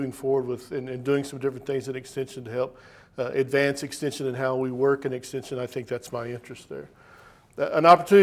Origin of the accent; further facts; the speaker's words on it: Amarillo, Texas, United States; moved away as an adult; also born or lived in Tennessee / Nebraska; now in Virginia, United States; I was born in Texas, raised in Amarillo, Texas